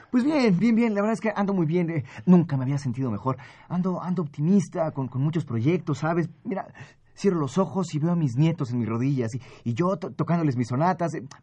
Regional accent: Poland; now in Paris, France; De veras, soy polaco, pero llevo muchos años en París.

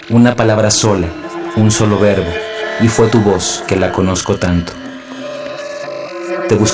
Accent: Mexico City, Mexico; born there; nací en la Ciudad de México en el año de 1989

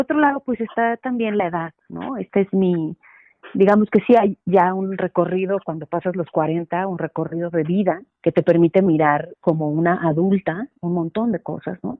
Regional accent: Santa María la Ribera, Eligio Ancona street, Mexico City, Mexico; En Santa María la Rivera, en esa calle, en esa calle estaba la vecindad donde yo crecí, en El Hijo Ancona

